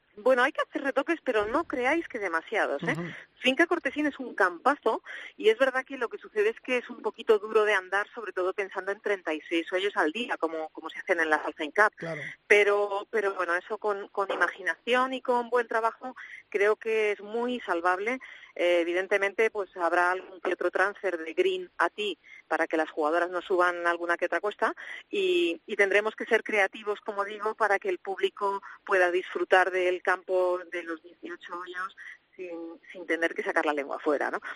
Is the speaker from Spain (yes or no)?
yes; Spain; todos los españoles